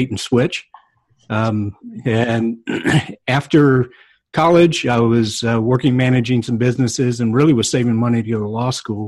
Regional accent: North Carolina, United States; I grew up in North Carolina, and my family was part of the church

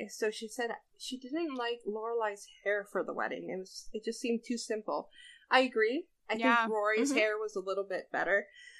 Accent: New Jersey, United States; I'm from New Jersey, not New York.

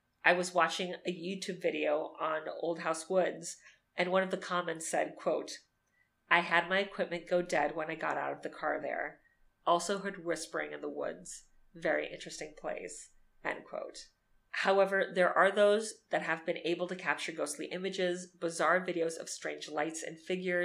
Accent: Miami, Florida, United States; growing up in Miami

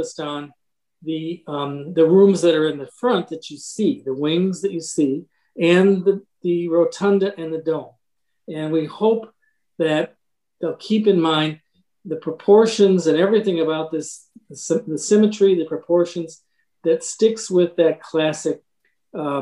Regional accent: Michigan, United States; also born or lived in Chicago; now in Lake Forest, United States; originally from Michigan and the city, but have lived in Lake Forest for almost a half century

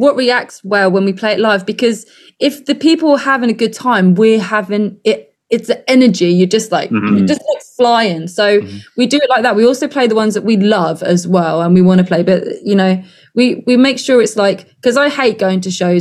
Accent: Folkestone, South East England, United Kingdom; moved away as an adult; now in Brighton, United Kingdom; I'm from like a small town called Folkestone in Kent

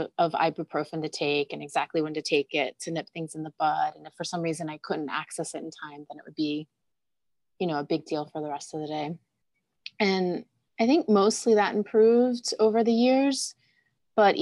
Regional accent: Delaware, United States; I grew up in Delaware

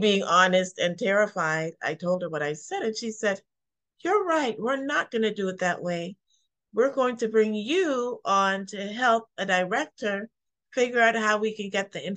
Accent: Canada; moved away as an adult; also born or lived in Caribbean / Toronto; now in Baltimore, United States; I'm a native of Canada, actually born in the Caribbean, but I grew up in Canada. And so I was living in Toronto at the time, where I lived for about 11 years.

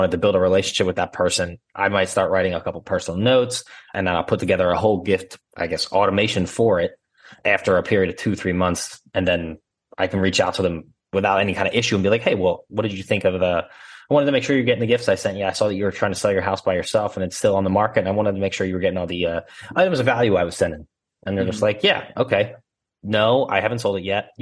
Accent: Philadelphia, Pennsylvania, United States; accent: Philly; I grew up in Northeast Philly, and now I live in Northwest Philly

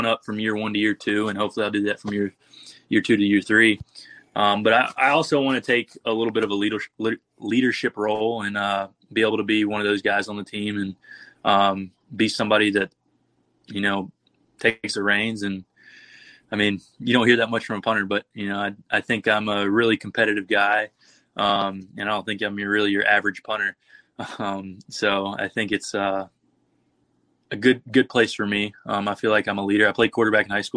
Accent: Tuscaloosa, Alabama, United States; moved away as an adult; now in South Bend, United States; I'm from Tuscaloosa

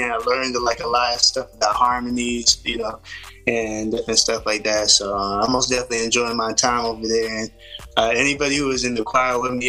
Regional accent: Fayetteville, North Carolina, United States; also born or lived in Hope Mills, North Carolina; I was born in Fayetteville. Lived in Hope Mills, but I went to school and everything in Fayetteville

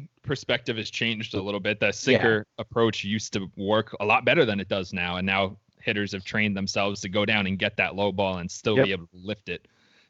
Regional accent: Long Island, New York, United States; It's not my fault that I grew up on Long Island.

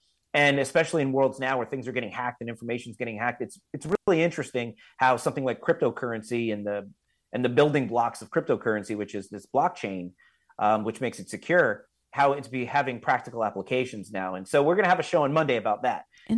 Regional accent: Florida, United States; I grew up here in South Florida, and I went to college at Florida State University

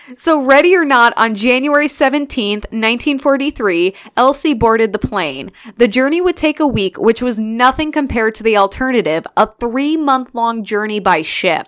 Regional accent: Illinois, United States; I grew up in Illinois

